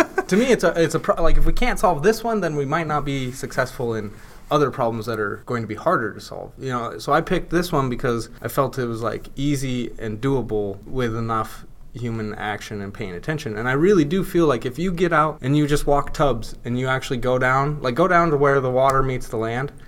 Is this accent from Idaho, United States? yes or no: yes; North Idaho, United States; also born or lived in Pocatello; I'm from North Idaho, and I moved back here